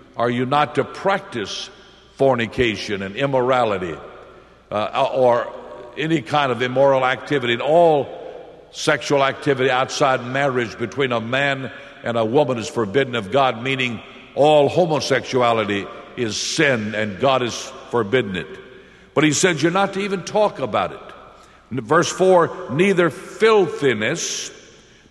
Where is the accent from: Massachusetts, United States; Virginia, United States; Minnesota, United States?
Virginia, United States; Lynchburg; also born or lived in Springfield, Missouri; I went to my pastor here in Lynchburg. This is my hometown.